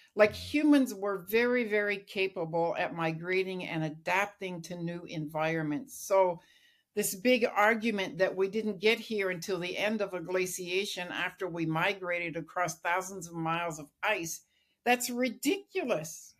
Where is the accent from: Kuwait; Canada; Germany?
Canada; Lillooet, British Columbia; I grew up in British Columbia in Lillooet